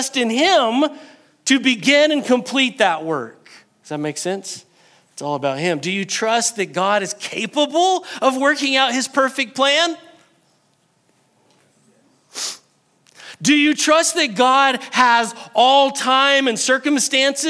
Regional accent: New Mexico, United States; I am very New Mexican, and sometimes I'm Texan whenever I say y'all

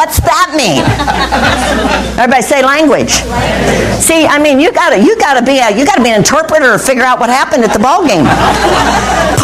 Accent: United States; we're American.

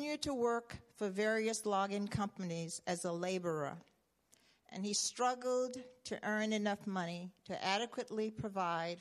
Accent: the South, United States; as a young child growing up in the South

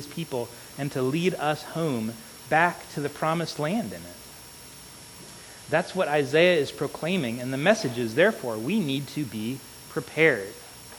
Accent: South Carolina, United States; now in California, United States; When Aubrey and I moved here 7 years ago to California, we came from South Carolina.

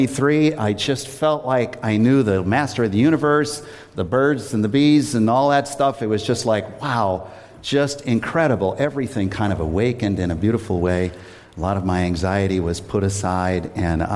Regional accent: Worcester, Massachusetts, United States; I grew up in Worcester, and I'm now living in the house that I lived

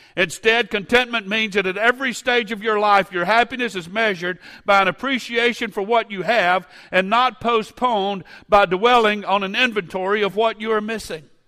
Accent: Baton Rouge, Louisiana, United States; I grew up in the First Pentecostal Church of Baton Rouge

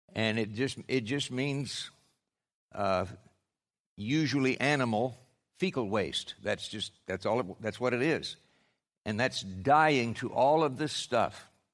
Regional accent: Oklahoma, United States; I'm from Oklahoma

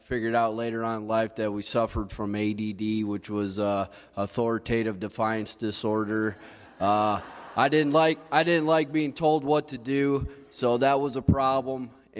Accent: Coldwater, United States; I grew up here in Coldwater. I was adopted into a family when I was probably about 3 months old. I actually grew up only a mile down the road from here.

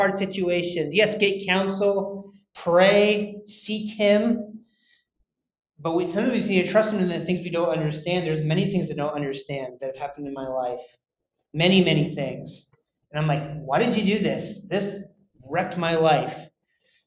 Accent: United States; moved away; I'm American

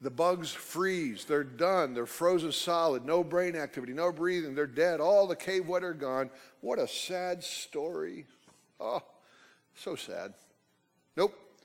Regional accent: United States; also born or lived in Oklahoma; I grew up in Texas, Oklahoma, off and on

